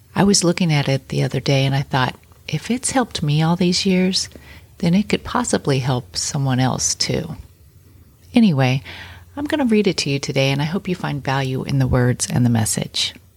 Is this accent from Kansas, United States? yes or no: yes; Kansas, United States; I grew up in Kansas in a really small town